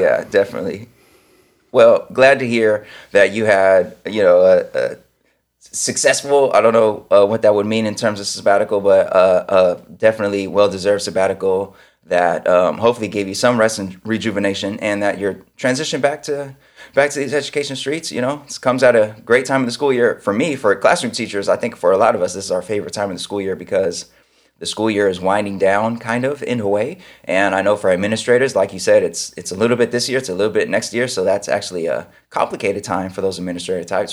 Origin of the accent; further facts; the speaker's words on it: Sacramento, California, United States; moved away; I grew up in Sacramento